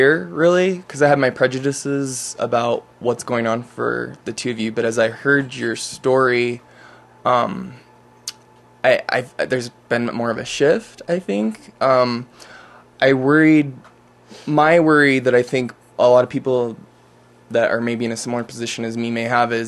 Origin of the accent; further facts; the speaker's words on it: Utah, United States; I'm a native Utahn, born and raised, devout Mormon